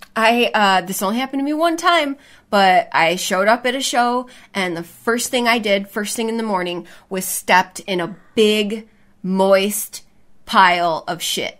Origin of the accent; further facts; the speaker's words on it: Chicago, Illinois, United States; moved away; that's my hometown